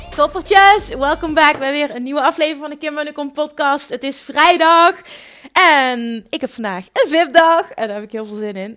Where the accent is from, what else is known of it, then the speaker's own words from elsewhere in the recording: Limburg, Netherlands; accent: Limburgs; Ik heb een stom Limburgs accent.